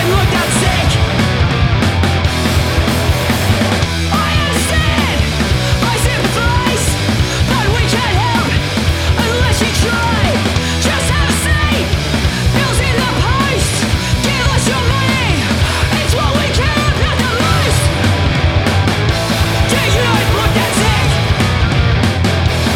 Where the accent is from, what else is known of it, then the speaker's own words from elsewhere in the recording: United Kingdom; me being British and having certain emphasis on certain words